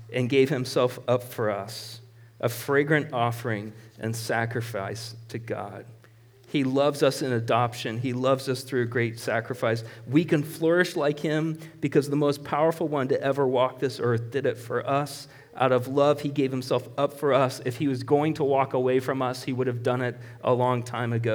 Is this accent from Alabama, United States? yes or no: no; Marshalltown, Iowa, United States; I was born in Marshalltown Hospital. That's where I was born.